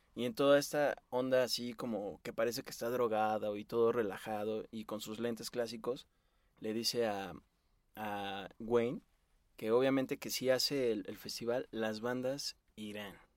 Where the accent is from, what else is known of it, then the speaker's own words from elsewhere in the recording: Mexico; nuestro país, a México